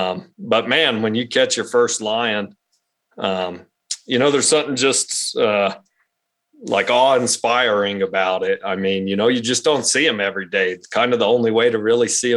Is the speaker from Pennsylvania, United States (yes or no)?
no; Roswell, New Mexico, United States; We're from Roswell, New Mexico originally, and that's where we still live today.